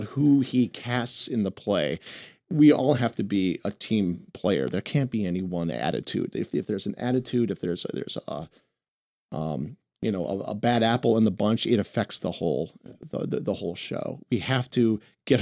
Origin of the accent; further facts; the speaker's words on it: Milwaukee, Wisconsin, United States; moved away; also born or lived in New York; my hometown of Milwaukee, Wisconsin